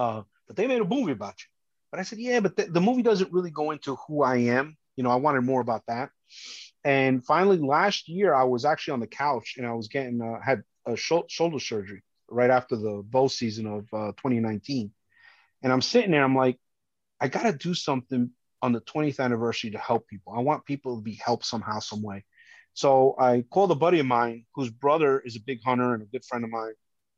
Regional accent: Colombia; now in United States; So, you know, it shows that I come from Colombia and, but I love this country.

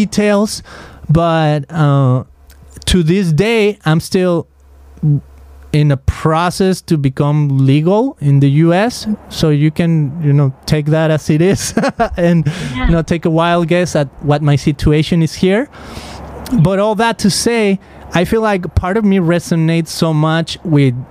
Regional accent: Guadalajara, Jalisco, Mexico; I grew up in Mexico, in Guadalajara

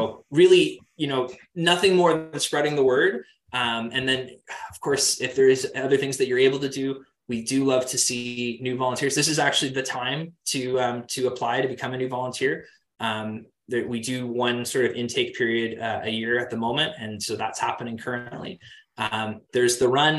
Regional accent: Kingston, Ontario, Canada; I'm from Kingston. Um, I went to the same high school um, as uh, as the band

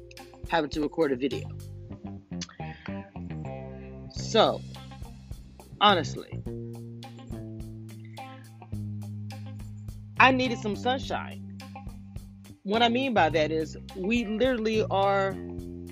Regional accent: Louisiana, United States; I'm a girl from Louisiana

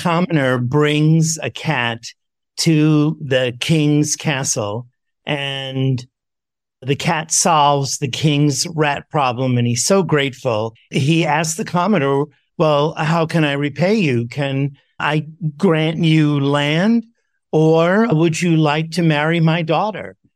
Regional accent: New York City, New York, United States; I grew up in New York City

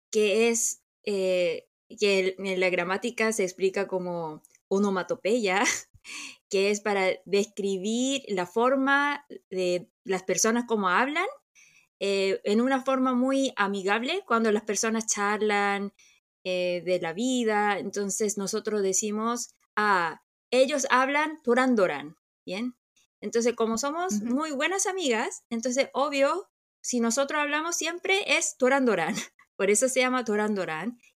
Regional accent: Chile; accent: Chilean; also born or lived in South Korea; now in Seoul, South Korea; chilenizada puede ser porque pasé mi niñez en Chile, por eso muchos dicen que yo tengo un poquito de acento chileno, y sí, eh, mi corazón está allá.

